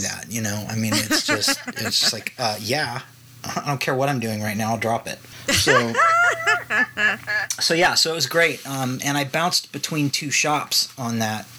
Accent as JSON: {"language": "English", "town": "Los Angeles", "region": "California", "country": "United States", "tie": "born or raised there", "said": "I was born in Los Angeles, and my mother was an executive for Universal. So I grew up on the Universal lot."}